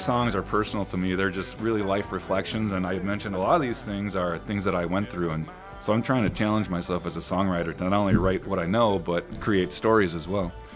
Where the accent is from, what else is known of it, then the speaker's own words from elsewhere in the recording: Sandwich, Illinois, United States; moved away as an adult; also born or lived in Los Angeles; I I grew up in Northern Illinois. I actually grew up yeah. in Sandwich, Illinois